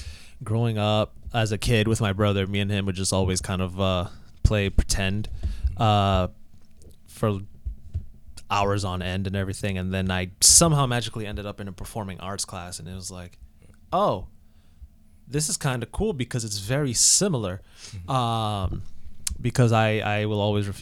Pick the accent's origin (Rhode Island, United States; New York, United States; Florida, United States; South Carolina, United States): Rhode Island, United States; Providence; also born or lived in New Jersey; I was born in New Jersey, but I always joke around and say that doesn't count because we moved to Rhode Island when I was four. So I don't remember New Jersey. So pretty much a Providence kid through and through.